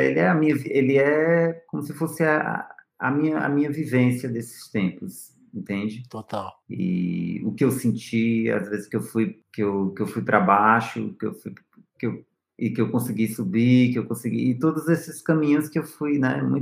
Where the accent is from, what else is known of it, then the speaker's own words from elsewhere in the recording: Northeast Region, Brazil; Que eu sou, eu venho do Nordeste, né? Certo. Ponto. Isso aí é. Mas eu, eu tenho meu sotaque. Então, querendo ou não, eu venho de uma região, né?